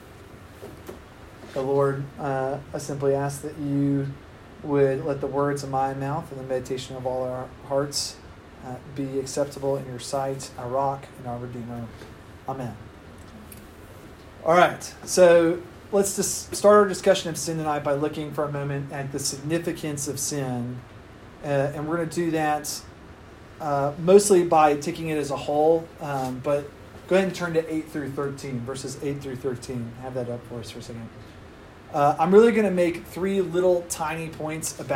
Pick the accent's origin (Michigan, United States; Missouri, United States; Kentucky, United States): Kentucky, United States; my home state of Kentucky